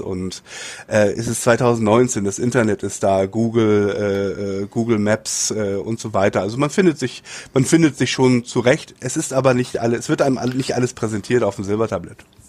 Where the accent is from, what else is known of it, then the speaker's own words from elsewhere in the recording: Hamburg, Germany; moved away as an adult; now in Japan; Hamburg ist meine, meine Heimatstadt